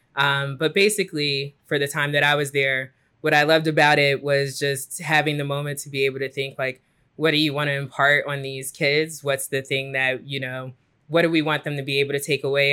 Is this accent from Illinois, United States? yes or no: yes; Chicago, Illinois, United States; moved away as an adult; also born or lived in New York City; I am from Chicago, born and raised